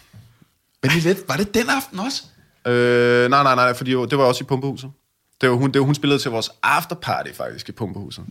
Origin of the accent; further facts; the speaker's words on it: Hillerød, Capital Region of Denmark, Denmark; jeg er fra Hillerødder